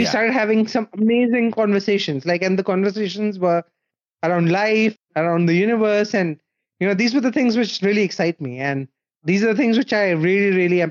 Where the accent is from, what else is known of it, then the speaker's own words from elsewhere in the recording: India; moved away as an adult; now in Berlin, Germany; I was born and raised in India